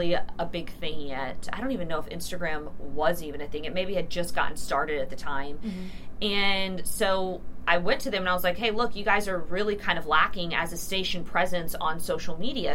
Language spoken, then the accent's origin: English; Houston, Texas, United States; also born or lived in Dallas, Texas; I started down in Houston where I was from